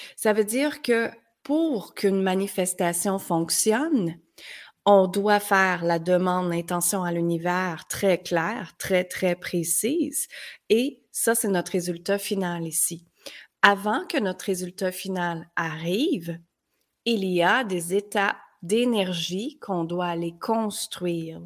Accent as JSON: {"language": "French", "town": "Granby", "region": "Quebec", "country": "Canada", "also_born_or_lived": "United States", "moved": "as an adult", "said": "à l'âge de 19 ans, je suis partie de Granby, petite ville."}